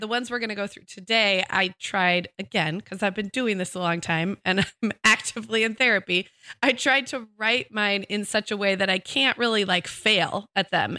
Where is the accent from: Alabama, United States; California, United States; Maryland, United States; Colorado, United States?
California, United States; also born or lived in Orange County / Santa Barbara; as a Californian